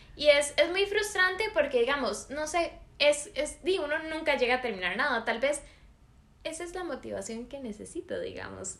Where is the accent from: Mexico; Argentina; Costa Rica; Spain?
Costa Rica; San José; Yo soy de San José.